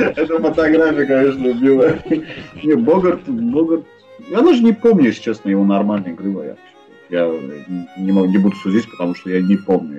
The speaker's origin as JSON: {"language": "Russian", "town": "Baku", "country": "Azerbaijan", "said": "я из Баку"}